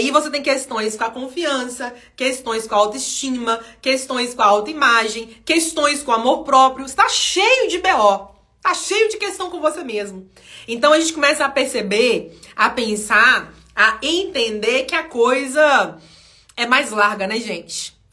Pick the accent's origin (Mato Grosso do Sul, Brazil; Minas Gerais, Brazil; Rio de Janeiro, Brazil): Minas Gerais, Brazil; Aqui em Minas Gerais, para quem não sabe, eu sou mineira, né, gente? Para quem ainda não sacou no meu vocabulário aqui, né, no modo eu falar, eu sou mineira.